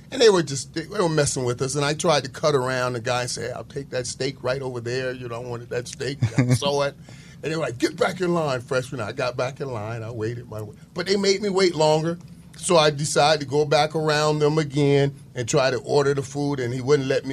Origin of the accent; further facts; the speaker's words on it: Fort Lauderdale, Florida, United States; I'm the 15th or 17th kid, so you're growing up in Fort Lauderdale.